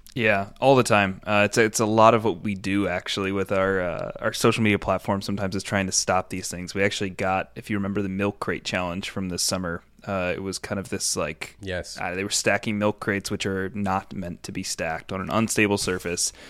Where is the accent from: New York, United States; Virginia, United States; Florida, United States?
New York, United States; I grew up in New York